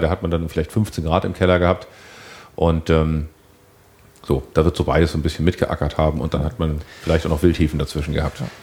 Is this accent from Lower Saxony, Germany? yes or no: no; Hamburg, Germany; als Hamburger muss ich leider dann trotzdem zugeben